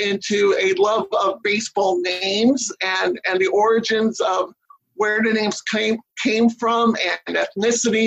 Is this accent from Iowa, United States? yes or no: no; New York City, New York, United States; I grew up in Jackson Heights, Queens, which is 10 minutes away from Shea